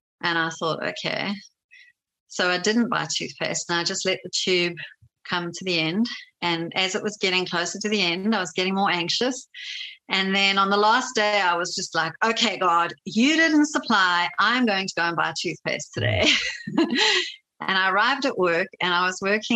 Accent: South Africa; moved away; a South African 20-year-old

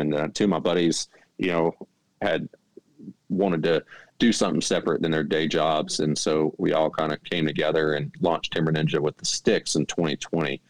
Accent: Mississippi Delta, Arkansas, United States; moved away as an adult; now in North Carolina, United States; I grew up in the Mississippi Delta in Arkansas

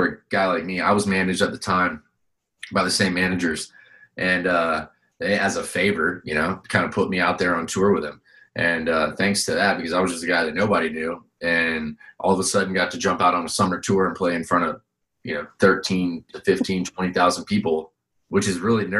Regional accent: Vero Beach, Florida, United States; growing up in Vero

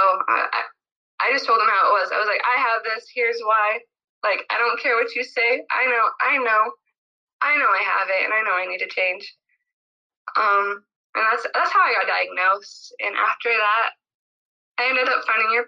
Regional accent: Utah, United States; now in California, United States; I'm from Utah. I live in California

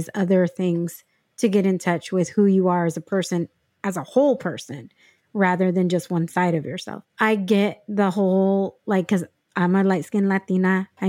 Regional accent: San Diego, California, United States; And growing up in San Diego, a lot of my friends were all of different ethnicities and different races and stuff.

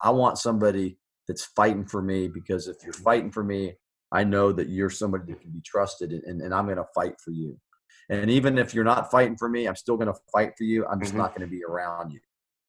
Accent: United States; I'm an American.

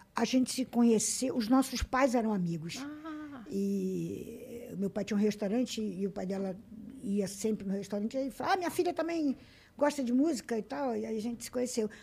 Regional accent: Rio de Janeiro, Brazil; accent: carioca; moved away as an adult; now in São Paulo, Brazil; nasci na Tijuca, no Rio de Janeiro

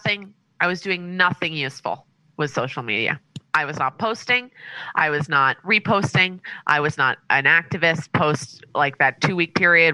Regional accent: New York, United States; now in Southern California, United States

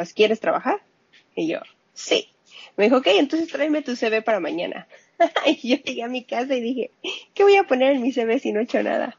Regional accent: Mexico City, Mexico; accent: Mexican; moved away as an adult; Yo soy de la Ciudad de México. Ok. Ahí nací, ahí me crié, hasta hace pocos años.

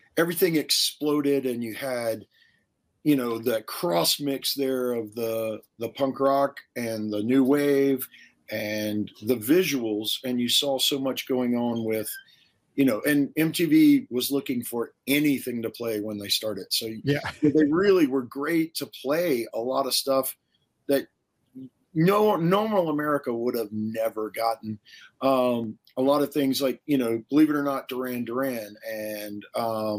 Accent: Savannah, Georgia, United States; now in Denver, United States; I grew up in the Deep South. I grew up in Savannah, Georgia.

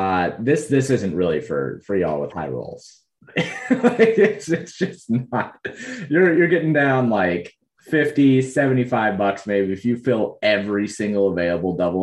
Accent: Colorado, United States; I grew up in Colorado

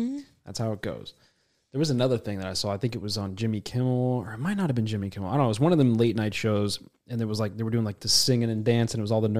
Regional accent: Nigeria; I am Nigerian.

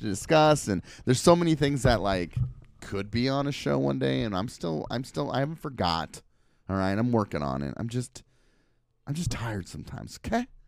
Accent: Portland, Oregon, United States; I am from Portland, and I rep Portland.

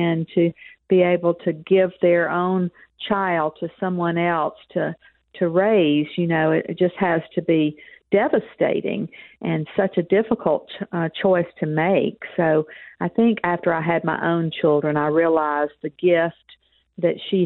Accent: Mississippi, United States; accent: Southern; also born or lived in Texas; it's a Southern accent. I say I'm a Texan with a Southern accent because I lived most of my life in Mississippi

